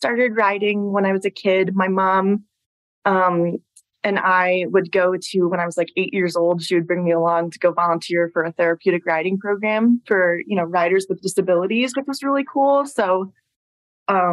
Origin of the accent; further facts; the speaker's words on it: Long Island, New York, United States; moved away as an adult; now in Colorado, United States; we're all from Long Island, New York originally